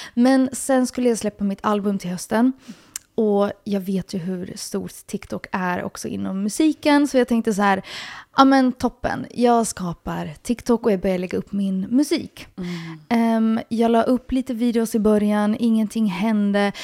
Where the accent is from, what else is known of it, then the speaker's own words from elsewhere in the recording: Helsinki, Uusimaa, Finland; jag är uppvuxen i Helsingfors, Finland